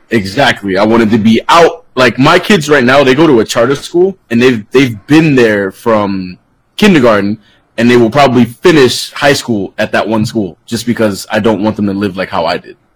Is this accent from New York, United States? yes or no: yes; New York City, New York, United States; now in Florida, United States; I'm from the Bronx originally, Bronx, New York